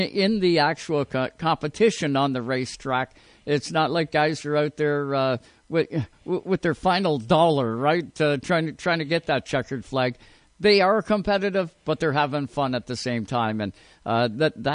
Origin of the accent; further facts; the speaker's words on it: Owen Sound, Ontario, Canada; I'm from Owen Sound